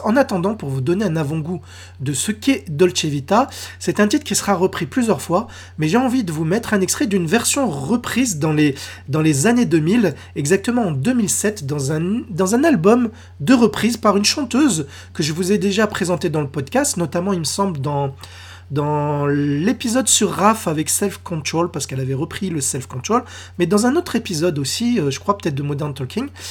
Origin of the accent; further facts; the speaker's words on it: France; chez nous, en France